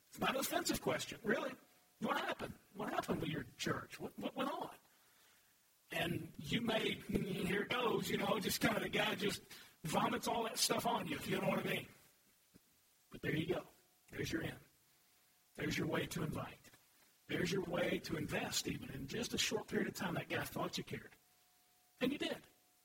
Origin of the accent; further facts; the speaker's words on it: Louisville, Kentucky, United States; also born or lived in Murray, Kentucky; moved back to Louisville. And I had, over time, I was real involved with my high school when I was a student and went back to coach there, and then I was the youth pastor of my home church